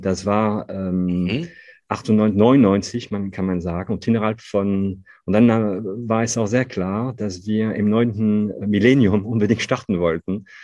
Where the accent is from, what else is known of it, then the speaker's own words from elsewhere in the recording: northern France, France; accent: Ch'ti; German is a second language; moved away as an adult; now in Cologne, Germany; ich bin Franzose, ich bin gebürtiger Franzose, ich bin aufgewachsen in einer ganz kleinen Stadt in Nordfrankreich